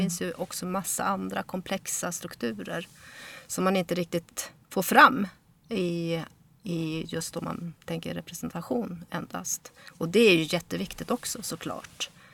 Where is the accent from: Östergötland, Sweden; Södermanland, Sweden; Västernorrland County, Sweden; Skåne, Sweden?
Västernorrland County, Sweden; Örnsköldsvik; now in Stockholm, Sweden; jag är ju bosatt i Stockholm men uppvuxen i eh, Norrland. Eh, och eh, eh, kom till Sverige när jag var fyra år